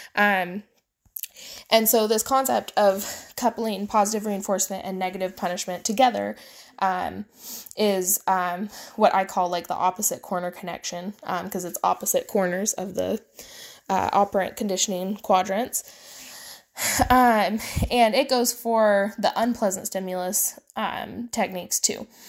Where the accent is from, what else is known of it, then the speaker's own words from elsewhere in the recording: the Midwest of the United States, United States; I grew up in the Midwest of the United States